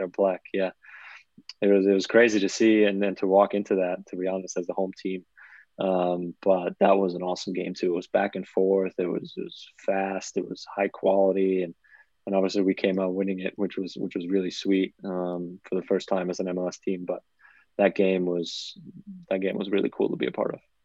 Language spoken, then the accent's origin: English; United States; I'm American